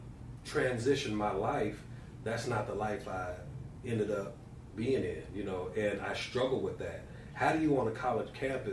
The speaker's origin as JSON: {"language": "English", "town": "Indianapolis", "region": "Indiana", "country": "United States", "tie": "born or raised there", "said": "I am from Indianapolis, born and raised. Grew up on the east side, Butler."}